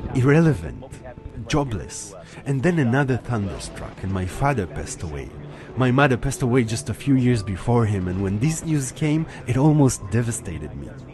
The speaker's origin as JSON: {"language": "English", "country": "Israel", "tie": "born or raised there", "moved": "as an adult", "lives_now": "Berlin, Germany", "said": "I was born in Israel, and for the last sixteen years, I've been living in Berlin."}